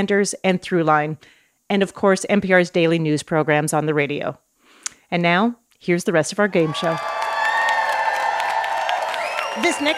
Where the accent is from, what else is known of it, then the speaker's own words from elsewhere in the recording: Canada; I'm Canadian